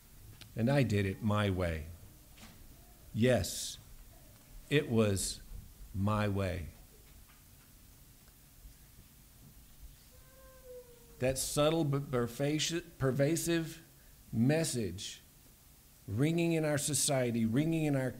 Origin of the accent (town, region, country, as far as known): United States